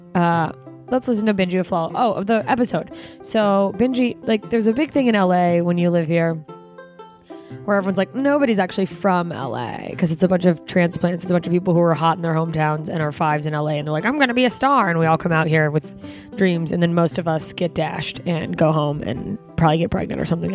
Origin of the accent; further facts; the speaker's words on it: Alaska, United States; now in Los Angeles, United States; my home state of Alaska